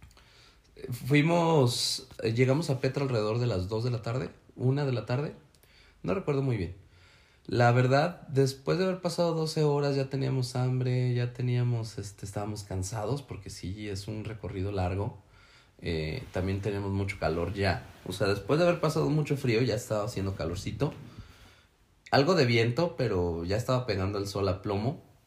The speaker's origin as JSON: {"language": "Spanish", "country": "Mexico", "said": "soy mexicano"}